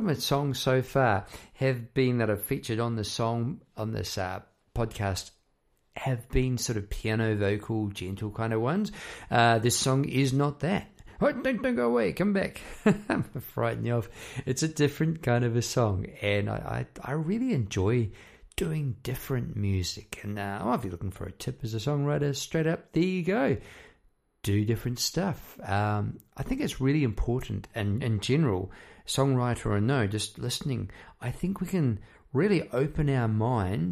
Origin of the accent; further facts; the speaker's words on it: New Zealand; moved away as an adult; now in Melbourne, Australia; I talk like that because I'm an ex-Kiwi, ex-New Zealander. Come over here about 20 odd years ago